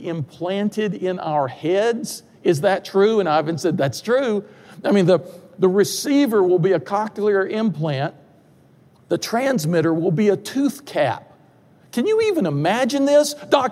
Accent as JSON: {"language": "English", "town": "Durham", "region": "North Carolina", "country": "United States", "tie": "born or raised there", "said": "I grew up in Durham, North Carolina"}